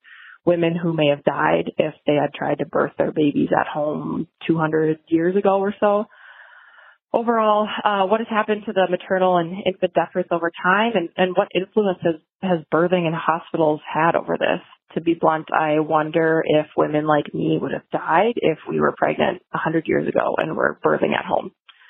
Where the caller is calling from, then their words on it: Minnesota, United States; I'm a listener from Minnesota